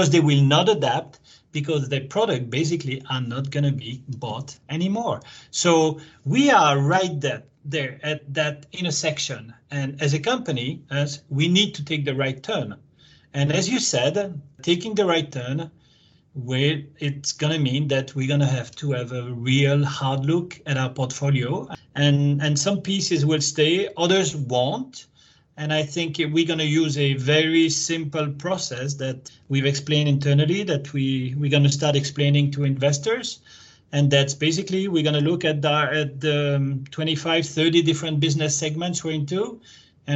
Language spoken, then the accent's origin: English; Belgium; also born or lived in France / United States; now in Japan; I'm Belgian originally.